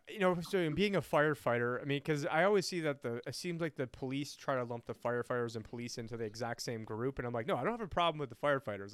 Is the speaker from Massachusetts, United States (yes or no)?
no; Syracuse, New York, United States; I'm from Syracuse, New York